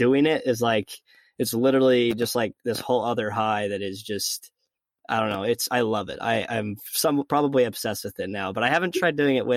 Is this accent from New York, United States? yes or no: no; Logan, Utah, United States; I was going to school in the same town where I was, born and raised in Logan, Utah